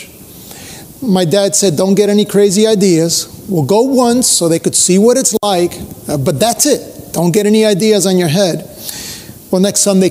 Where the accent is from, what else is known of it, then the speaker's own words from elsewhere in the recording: Cuba; now in United States; I was born in Cuba